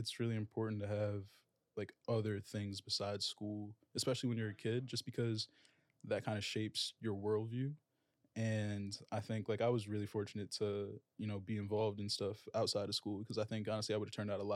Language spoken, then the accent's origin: English; Ardmore, Pennsylvania, United States; now in New York City, United States; from Ardmore, Pennsylvania. Right outside of Philadelphia. Went to high school out there